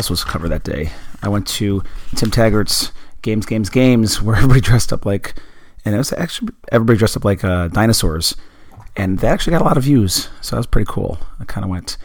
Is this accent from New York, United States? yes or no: yes; Buffalo, New York, United States; I grew up in Buffalo, New York